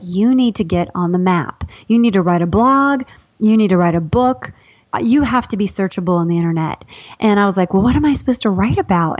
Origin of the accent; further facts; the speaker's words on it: Ohio, United States; I'm from Ohio